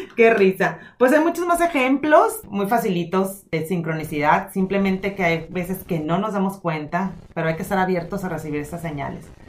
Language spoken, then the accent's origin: Spanish; Hermosillo, Sonora, Mexico; moved away; En mi ciudad donde yo nací, donde es el centro del mundo para mí